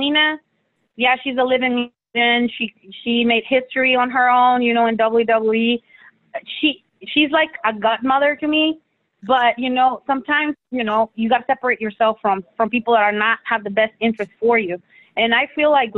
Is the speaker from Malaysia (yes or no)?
no; Mexico; moved away; I was born in Mexico.